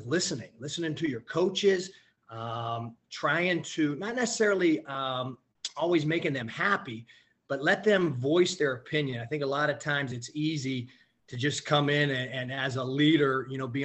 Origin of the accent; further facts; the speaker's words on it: Aliquippa, Pennsylvania, United States; now in Boca Raton, United States; I grew up in a small town just north of Pittsburgh, Pennsylvania